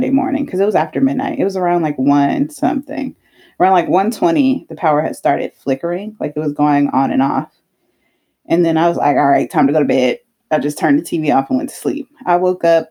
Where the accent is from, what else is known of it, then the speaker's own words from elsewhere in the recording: Texas, United States; I'm from Texas.